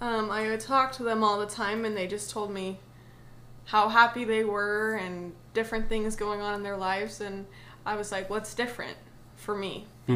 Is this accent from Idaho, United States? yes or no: yes; Idaho, United States; also born or lived in Pennsylvania / Indiana; I was born in Pennsylvania, actually. And then I moved to Indiana till I was about 12 and moved to Idaho and have been there kind of ever since.